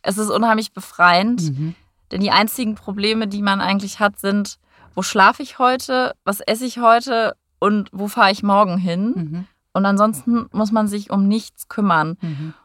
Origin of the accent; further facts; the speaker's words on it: North Rhine-Westphalia, Germany; moved away as an adult; also born or lived in Hamburg / Abu Dhabi; now in Frankfurt, Germany; Ich äh, komme ursprünglich aus NRW, vom Niederrhein